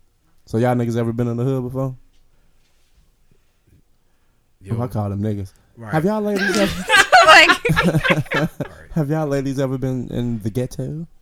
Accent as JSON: {"language": "English", "town": "Chicago", "region": "Illinois", "country": "United States", "tie": "born or raised there", "said": "I grew up in Beverly."}